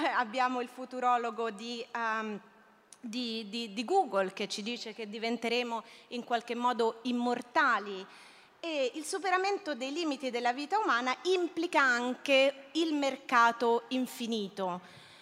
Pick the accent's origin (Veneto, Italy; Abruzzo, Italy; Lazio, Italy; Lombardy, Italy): Lazio, Italy; Rome; moved away; also born or lived in Barcelona; io sono romana